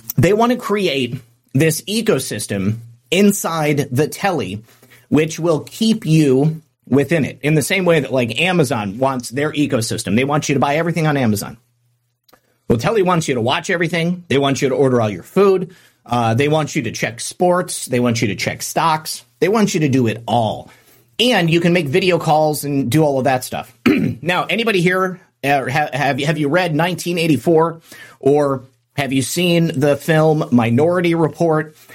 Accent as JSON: {"language": "English", "country": "United States", "said": "as an American"}